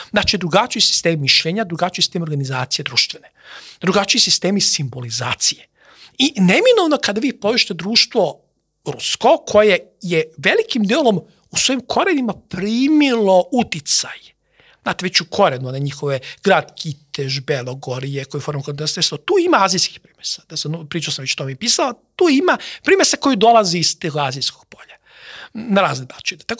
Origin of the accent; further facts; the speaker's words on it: Serbia; Mi smo neminovno ulazimo potencijalno neke potencijalne integracije sa drugim Slovenima, jer smo slovenski narod.